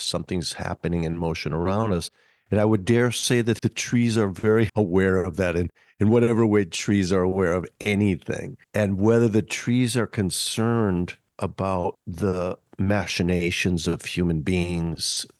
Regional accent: Minneapolis, Minnesota, United States; growing up in Minneapolis

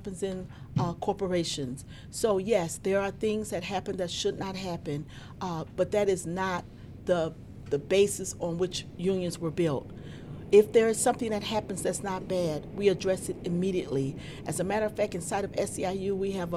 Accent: Mississippi, United States; now in Chicago, United States; I'm originally from Mississippi

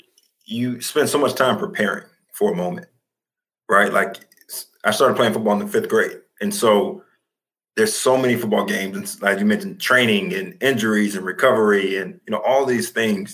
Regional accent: United States; I'm traded back, you know, to Washington, my hometown where I grew up

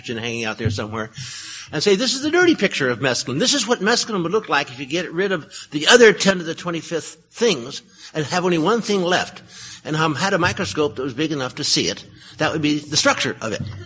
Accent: Berkeley, California, United States; I was born in Berkeley. I found a life there.

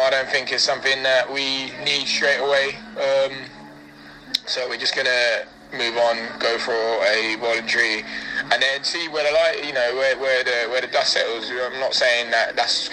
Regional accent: Luton, East of England, United Kingdom; my hometown club

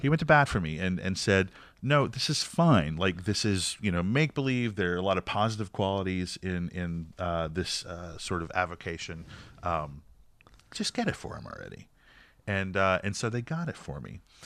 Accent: North Carolina, United States; we were all friends growing up in North Carolina

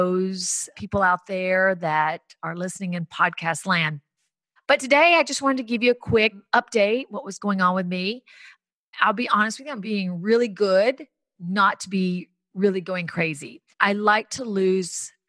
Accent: the South, United States; moved away as an adult; growing up in the South, becoming a foster kid

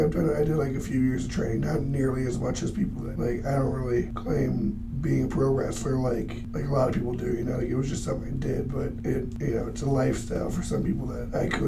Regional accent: Minnesota, United States; I'm from Minnesota

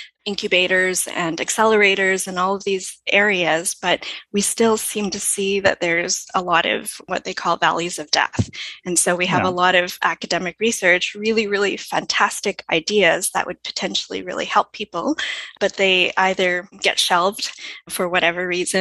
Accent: Canada; So we are more or less international, but we are primarily Canadian.

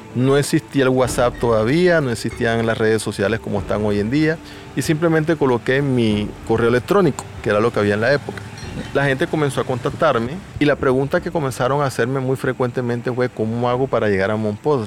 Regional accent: Mompox, Bolívar, Colombia; Soy de Monpós. Soy guía de turismo aquí en Monpós

